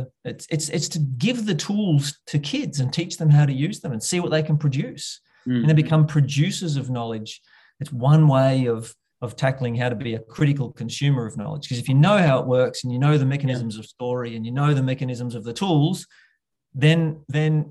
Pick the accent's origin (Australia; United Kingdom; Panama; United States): Australia; Bendigo, Victoria; my hometown here in little old Bendigo